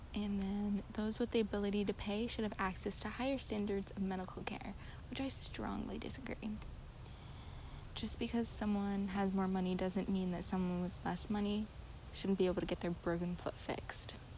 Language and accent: English; United States; as a white American